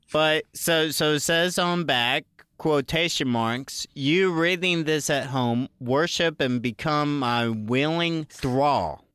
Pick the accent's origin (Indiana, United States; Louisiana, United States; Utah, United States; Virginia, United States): Virginia, United States; I grew up in Virginia, so sometimes you would get snow days